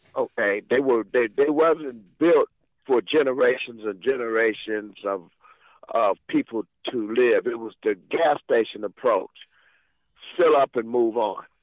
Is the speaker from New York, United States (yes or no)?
no; Monterey, California, United States; also born or lived in Watts, Los Angeles; I was born in Monterey, California